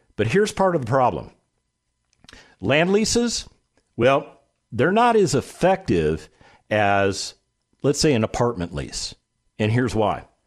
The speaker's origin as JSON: {"language": "English", "town": "Las Vegas", "region": "Nevada", "country": "United States", "tie": "born or raised there", "said": "my hometown of Las Vegas, Nevada"}